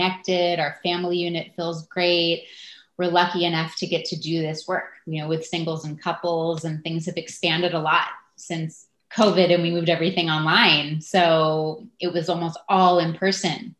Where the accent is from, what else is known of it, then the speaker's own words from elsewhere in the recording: Los Angeles, California, United States; moved away as an adult; also born or lived in Santa Barbara; now in San Francisco, United States; I grew up in Los Angeles, so I have not been too far from San Francisco